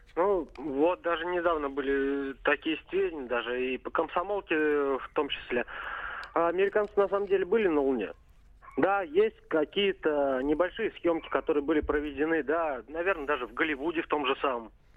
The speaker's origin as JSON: {"language": "Russian", "town": "Odesa", "region": "Odesa Oblast", "country": "Ukraine", "tie": "born or raised there", "said": "я родился и вырос в Одессе, еще в Советском Союзе"}